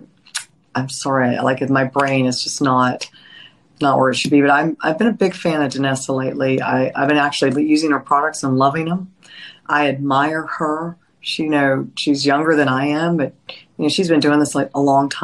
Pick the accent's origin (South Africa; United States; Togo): United States; Nashville, Tennessee; I was raised in Nashville